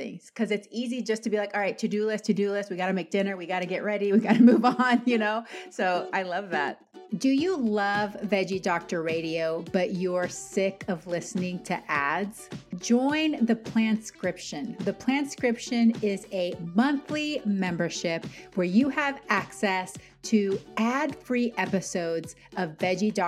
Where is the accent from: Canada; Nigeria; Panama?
Panama; I'm Latin American. I'm Panamanian